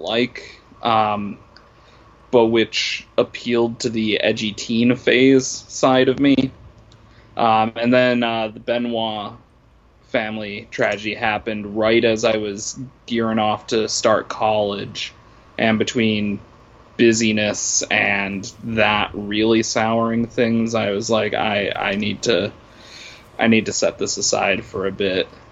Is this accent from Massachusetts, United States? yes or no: yes; Worcester, Massachusetts, United States; I was born in Worcester, Massachusetts